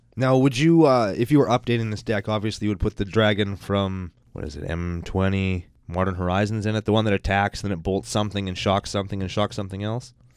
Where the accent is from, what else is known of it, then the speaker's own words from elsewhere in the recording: Canada; We're Canadian. Everybody in Canada has watched the raccoons.